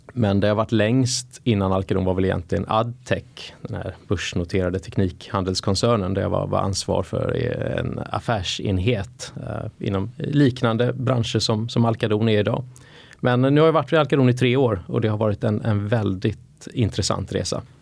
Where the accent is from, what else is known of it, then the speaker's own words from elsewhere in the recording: Gothenburg, Västra Götaland, Sweden; moved away as an adult; also born or lived in United States; now in Stockholm, Sweden; jag växte som sagt upp i, i uh, Göteborg